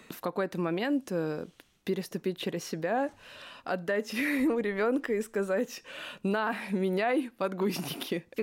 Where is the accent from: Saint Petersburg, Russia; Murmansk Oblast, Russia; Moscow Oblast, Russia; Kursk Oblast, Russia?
Moscow Oblast, Russia; Korolyov; also born or lived in Dolgoprudny; я родилась, и выросла в Королеве.